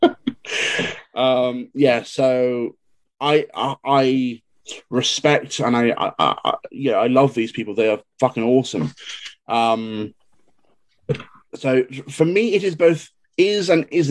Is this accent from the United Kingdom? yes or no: yes; England, United Kingdom; I come from England, we are quite well taught